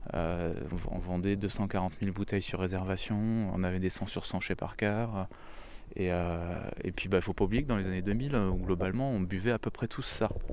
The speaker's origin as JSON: {"language": "French", "area": "Lorraine", "region": "Grand Est", "country": "France", "also_born_or_lived": "Rosheim, Alsace", "moved": "yes", "said": "je suis pas originaire du sud de la France, je suis lorrain"}